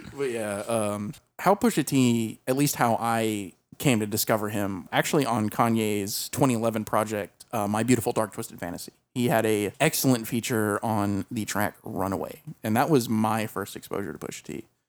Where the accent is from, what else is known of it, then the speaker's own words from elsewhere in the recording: the South, United States; we grew up in the South